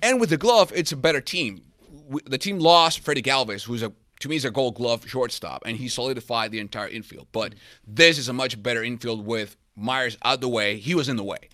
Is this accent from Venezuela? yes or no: yes; Venezuela; also born or lived in San Diego; now in United States; I'm from Venezuela, and this is the first market I got to work here in the United States.